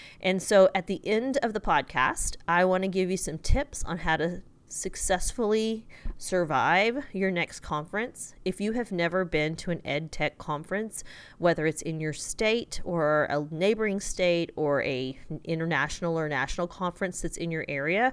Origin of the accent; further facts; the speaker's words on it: Texas, United States; I'm from Texas